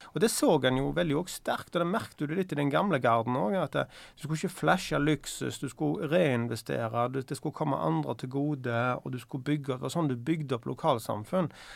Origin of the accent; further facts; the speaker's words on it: Bryne, Rogaland, Norway; Jeg husker jo når jeg vokste opp på, på Bryne